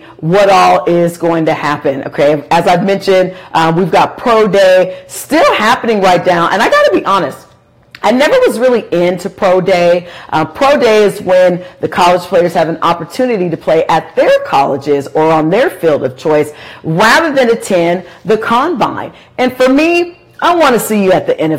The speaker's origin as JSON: {"language": "English", "area": "Humboldt", "region": "California", "country": "United States", "tie": "born or raised there", "said": "I, myself, was born and raised in Humboldt State"}